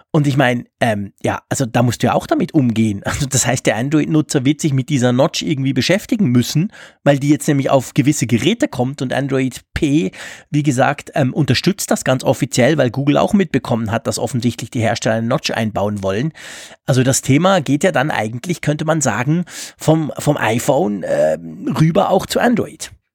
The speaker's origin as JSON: {"language": "German", "country": "Switzerland", "said": "ich komme aus der Schweiz"}